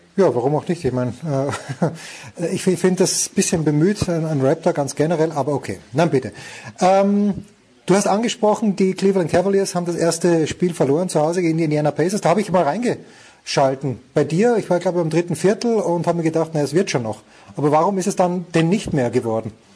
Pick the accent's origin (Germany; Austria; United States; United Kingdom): Austria; als Österreicher